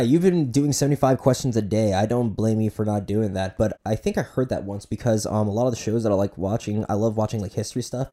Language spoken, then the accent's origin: English; Boynton Beach, Florida, United States; I'm from Boynton Beach, so you know we're South Florida boys